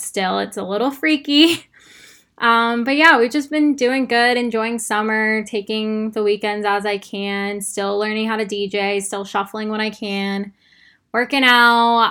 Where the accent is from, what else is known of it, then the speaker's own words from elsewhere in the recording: Arizona, United States; now in Texas, United States; I live in Texas and I'm from Arizona